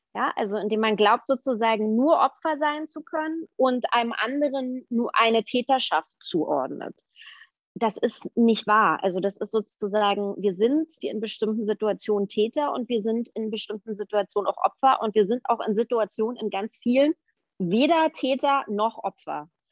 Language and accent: German; Berlin, Germany; ich bin ja in Ostberlin aufgewachsen, ich bin in der DDR aufgewachsen